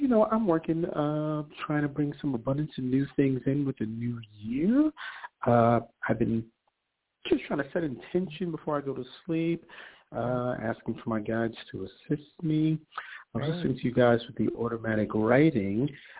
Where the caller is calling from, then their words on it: New York, United States; calling from New York.